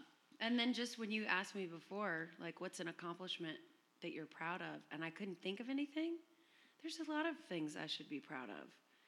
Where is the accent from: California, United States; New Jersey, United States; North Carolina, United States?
North Carolina, United States; Chapel Hill; now in San Francisco, United States; I came from Chapel Hill, North Carolina.